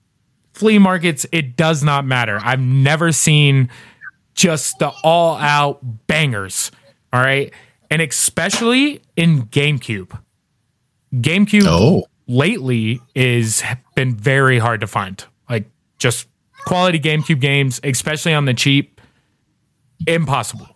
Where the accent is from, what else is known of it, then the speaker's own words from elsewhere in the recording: southern Indiana, United States; moved away; my white trash hometown in southern Indiana